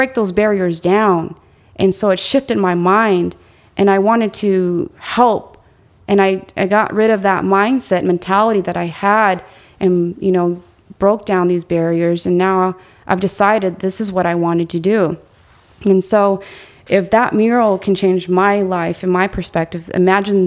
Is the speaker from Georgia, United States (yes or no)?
no; Arizona, United States; I'm born and raised in Arizona